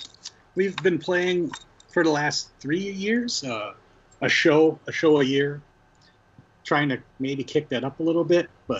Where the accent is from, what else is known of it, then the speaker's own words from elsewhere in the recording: Green Bay, Wisconsin, United States; also born or lived in Two Rivers, Wisconsin; I was born in Two Rivers, Wisconsin.